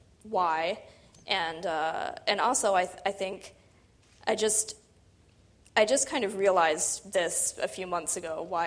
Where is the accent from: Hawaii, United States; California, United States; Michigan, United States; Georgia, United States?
Michigan, United States; I was living in I grew up in Michigan